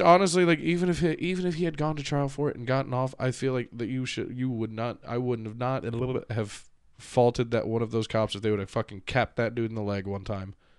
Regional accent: United States; now in Ohio, United States; I'm proud of being American

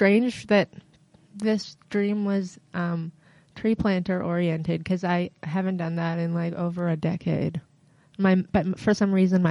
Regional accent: Peterborough, Ontario, Canada; also born or lived in Barrie / Halifax; I lived in Peterborough and in Barrie. And I did a lot of growing up in Halifax. I moved to Halifax when I was 18

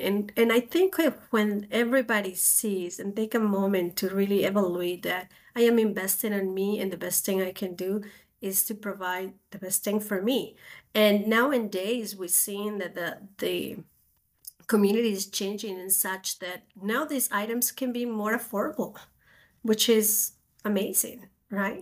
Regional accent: Spain; moved away as an adult; now in United States; I'm originally from Spain, so I came to America to do a master degree

